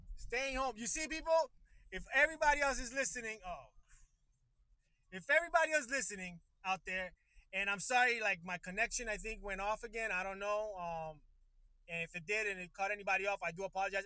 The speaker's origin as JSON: {"language": "English", "country": "Puerto Rico", "moved": "yes", "lives_now": "Miami, United States", "said": "I'm originally from Puerto Rico, my friend, and right now I live of uh, Miami, Florida"}